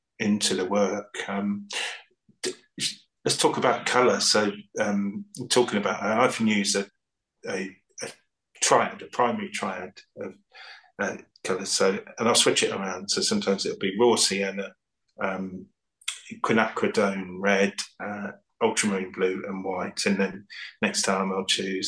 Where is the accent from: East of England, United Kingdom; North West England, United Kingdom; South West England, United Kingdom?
East of England, United Kingdom; the Fens; moved away as an adult; also born or lived in London; I grew up in the Fens